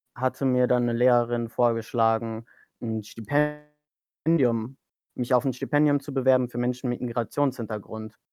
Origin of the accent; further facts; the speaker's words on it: Germany; first language German; ich bin in Deutschland aufgewachsen. Ich spreche auch gar kein Türkisch.